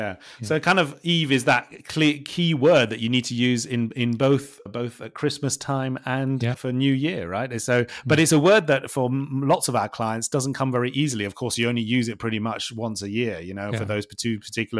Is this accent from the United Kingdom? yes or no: yes; England, United Kingdom; because obviously we are from England. And so we kind of like have very much sort of the English traditions.